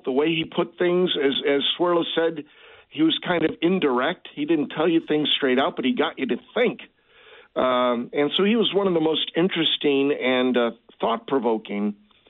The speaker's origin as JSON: {"language": "English", "town": "Chicago", "region": "Illinois", "country": "United States", "tie": "born or raised there", "moved": "as an adult", "lives_now": "Bonne Terre, United States", "said": "Now I'm back up in Chicago, my hometown, during the week."}